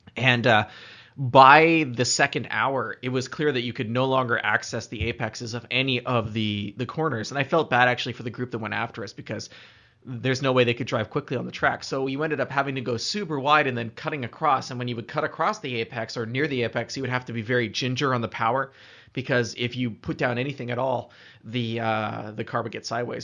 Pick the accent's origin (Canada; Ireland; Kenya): Canada; as a Canadian, I'm pretty comfortable on the snow and ice. I spent a lot of time messing around when I was a kid doing that.